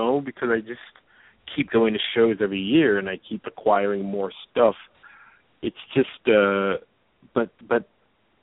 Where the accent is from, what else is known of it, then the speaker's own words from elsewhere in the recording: New York, United States; as a New Yorker